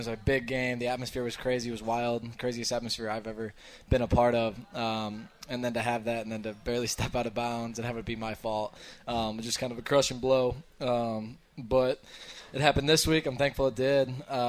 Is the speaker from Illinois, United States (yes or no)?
yes; Illinois, United States; because I'm from Illinois.